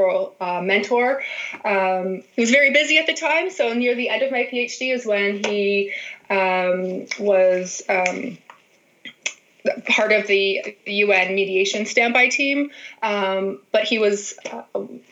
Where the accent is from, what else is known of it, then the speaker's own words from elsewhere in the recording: Ontario, Canada; moved away as an adult; now in Manitoba, Canada; I went to a small liberal arts college in my hometown in Ontario